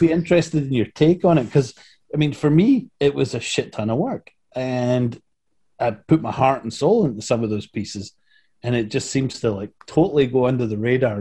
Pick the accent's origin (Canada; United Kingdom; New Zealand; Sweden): United Kingdom; Scotland; moved away as an adult; now in United States; I'm from Scotland and I'm working with a bunch of Scottish and Northern English guys